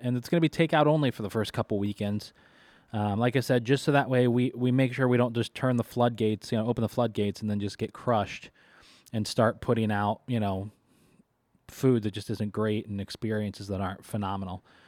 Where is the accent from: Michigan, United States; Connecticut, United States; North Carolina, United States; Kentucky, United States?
Kentucky, United States; now in Syracuse, United States; I, I grew up in Kentucky, uh, for most of my life